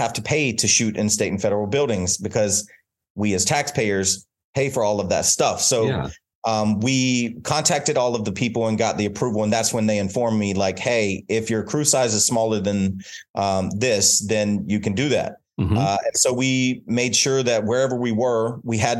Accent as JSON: {"language": "English", "region": "North Carolina", "country": "United States", "tie": "born or raised there", "moved": "yes", "said": "my hometown, North Carolina"}